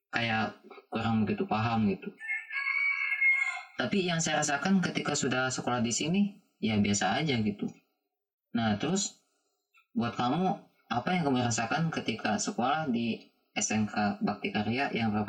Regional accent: Pangandaran, West Java, Indonesia; tapi pas sekolah ke sini saya juga orang Pangandaran kan pas sekolah ke sini

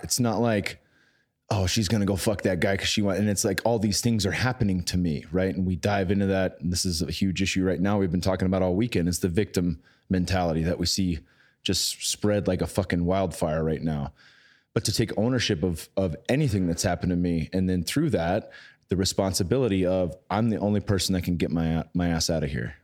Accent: San Jose, California, United States; my hometown in San Jose

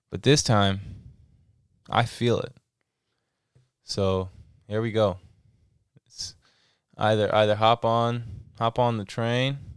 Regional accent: Seattle, Washington, United States; I am from Seattle.

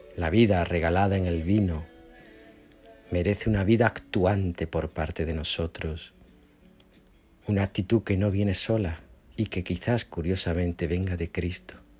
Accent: Spain; moved away; mi pueblito de España

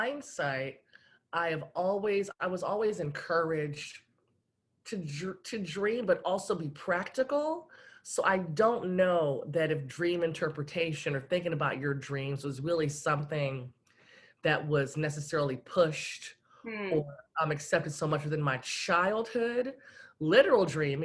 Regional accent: Los Angeles, California, United States; born or raised there; moved away as an adult; now in Portland, United States

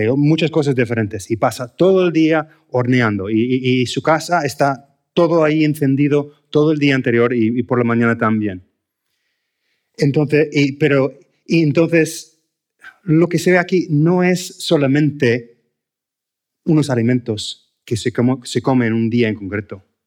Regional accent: United States; Spanish is a second language; moved away as an adult; now in Spain; como americano

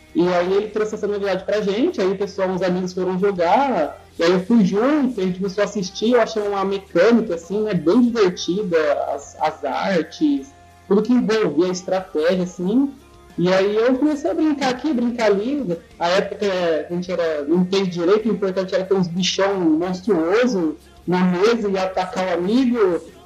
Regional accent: José Bonifácio, São Paulo, Brazil; Eu sou de José Bonifácio, do interior de São Paulo.

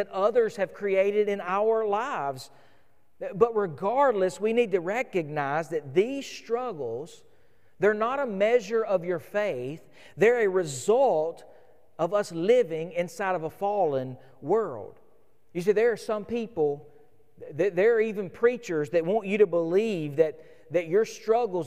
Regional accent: United States; as modern American believers

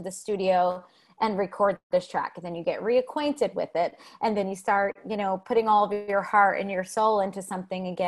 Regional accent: New Jersey, United States; also born or lived in New York City; living in New York City or growing up in New Jersey

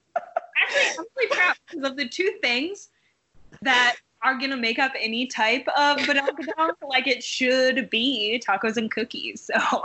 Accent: Iowa, United States; now in Chicago, United States; I'm from a tiny, tiny town in Iowa

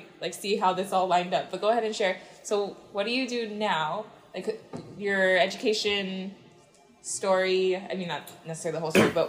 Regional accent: Hawaii, United States; I grew up in Hawaii. Like, you'd think growing up here, going to Kamehameha

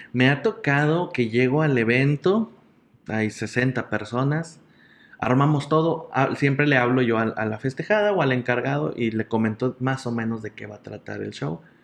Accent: General Escobedo, Nuevo León, Mexico; also born or lived in San Nicolás de los Garza, Nuevo León; soy originario de San Nicolás de los Garza, Nuevo León, pero toda mi vida he vivido en el municipio de Escobedo

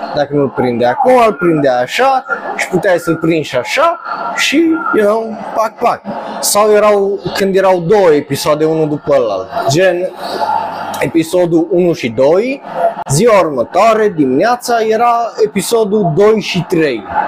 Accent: Romania; noi ca români

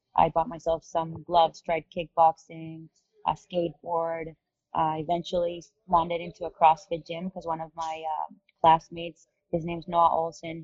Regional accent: Caracas, Capital District, Venezuela; moved away as an adult; also born or lived in San Diego / Miami; I was born and raised in Caracas, Venezuela. I lived there until I was about 18 years old.

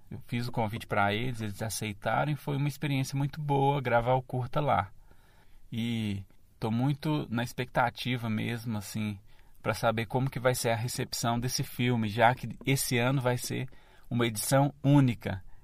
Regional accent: Cordisburgo, Minas Gerais, Brazil; na cidade de Cordesburgo, que é a minha cidade

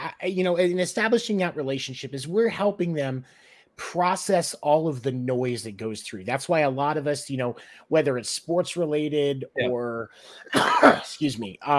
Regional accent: Peoria, Arizona, United States; in Phoenix growing up, as where I grew up in Peoria

